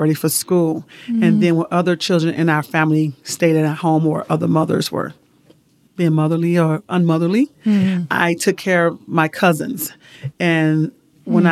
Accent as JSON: {"language": "English", "town": "Chicago", "region": "Illinois", "country": "United States", "tie": "born or raised there", "moved": "as an adult", "lives_now": "Utah, United States", "said": "I was born and raised in Chicago, Illinois. Grew up there, high school."}